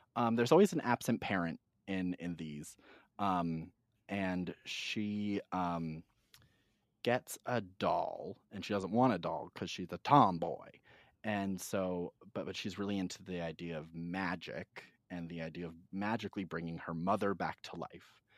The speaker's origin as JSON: {"language": "English", "region": "Massachusetts", "country": "United States", "tie": "born or raised there", "said": "a seven-year-old gay boy growing up in Massachusetts"}